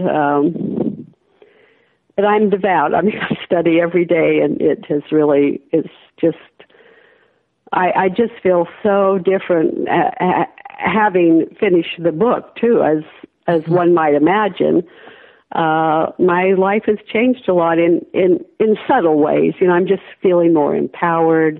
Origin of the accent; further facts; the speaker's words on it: Idaho, United States; moved away; born and raised in Idaho